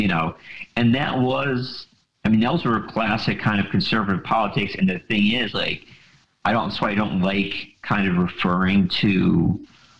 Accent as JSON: {"language": "English", "town": "Buffalo", "region": "New York", "country": "United States", "tie": "born or raised there", "said": "I grew up in Buffalo, you know, in the late 80s, the 90s, early 2000s"}